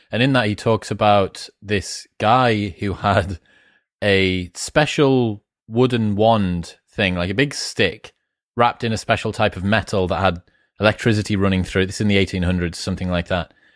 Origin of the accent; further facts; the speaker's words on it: Newcastle upon Tyne, North East England, United Kingdom; I grew up in Newcastle with the Geordie Shaw phenomenon